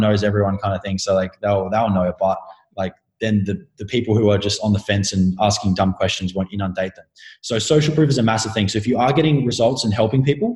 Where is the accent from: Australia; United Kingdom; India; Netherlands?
Australia; Adelaide, South Australia; I'm an Australian. I'm from Adelaide